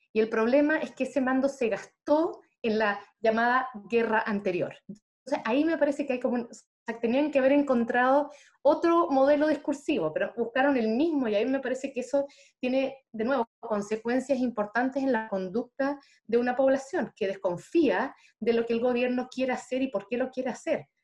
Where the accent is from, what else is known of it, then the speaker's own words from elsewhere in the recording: Chile; nosotros estamos, viviendo como chilenos